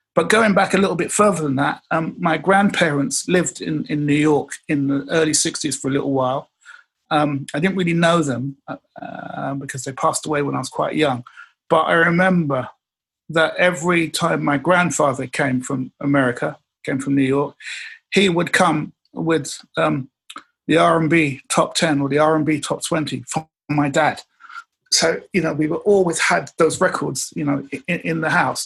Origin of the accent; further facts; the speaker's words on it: England, United Kingdom; I'm from England. But the one thing that we learned in England